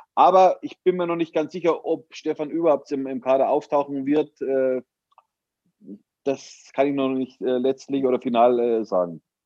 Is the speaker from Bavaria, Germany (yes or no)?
yes; Munich, Bavaria, Germany; als Münchner.